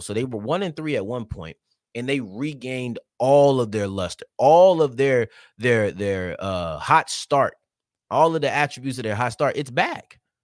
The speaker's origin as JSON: {"language": "English", "region": "North Texas", "country": "United States", "tie": "born or raised there", "said": "I grew up in North Texas, which is far from Houston"}